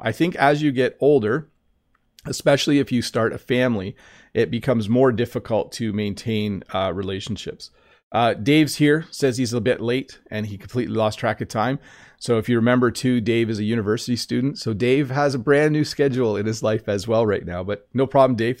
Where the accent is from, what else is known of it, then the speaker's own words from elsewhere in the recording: Canada; When I was in kindergarten, so school in Canada goes from kindergarten up